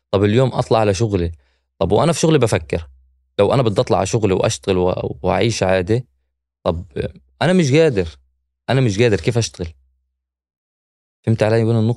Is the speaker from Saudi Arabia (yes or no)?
no; Gaza Strip, Palestine; إذا أنا ما طلعتش على الأخبار إذا أنا ابن البلد ما بتفرجش على الاخبار